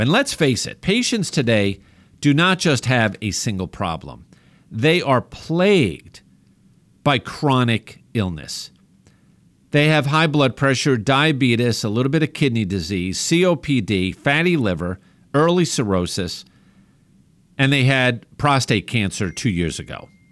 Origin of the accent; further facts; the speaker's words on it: New York, United States; accent: New York; as my family makes fun of me with my New York accent